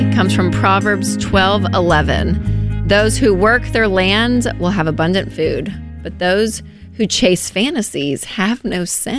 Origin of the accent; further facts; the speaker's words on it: the South, United States; I grew up in the South